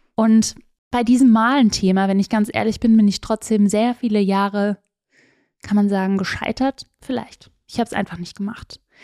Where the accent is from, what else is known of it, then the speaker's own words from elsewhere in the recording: Swabian Jura, Baden-Württemberg, Germany; ich bin auf der Schwäbischen Alb groß geworden